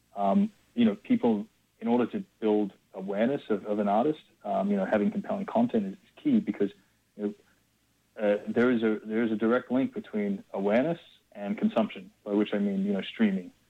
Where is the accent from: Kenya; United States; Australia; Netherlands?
Australia; growing up in Australia